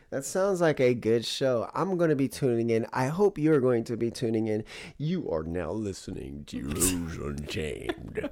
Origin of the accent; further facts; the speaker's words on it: Bay Area, California, United States; growing up in the Bay Area